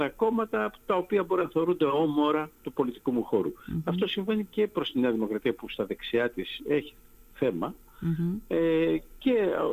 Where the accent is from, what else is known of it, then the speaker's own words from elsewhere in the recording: Greece; Πιστεύω ότι εδώ παίζει πολύ μεγάλο ρόλο η συλλογική εμπειρία που ε, είχαμε ως Έλληνες πολίτες από την κυβέρνηση του ΣΥΡΙΖΑ.